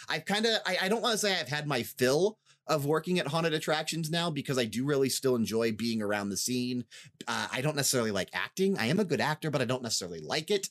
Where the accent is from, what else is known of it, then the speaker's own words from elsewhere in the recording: Northeast Ohio, United States; moved away as an adult; also born or lived in Las Vegas, Nevada; I'm from Northeast Ohio originally before I moved to Vegas, then we're back in Ohio now